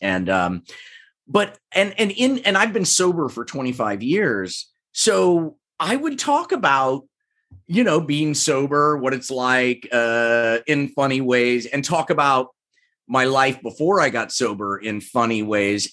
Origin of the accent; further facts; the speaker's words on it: Overland Park, Kansas, United States; moved away as an adult; also born or lived in Evanston, Illinois / Chicago, Illinois; now in Los Angeles, United States; I grew up in Kansas, grew up in Overland Park, Kansas, which is a suburb of Kansas City